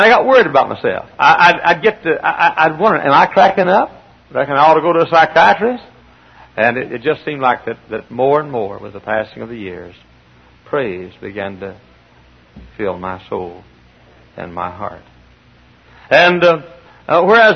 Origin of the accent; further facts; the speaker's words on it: Texas, United States; accent: Southern; moved away as an adult; I'm a Texan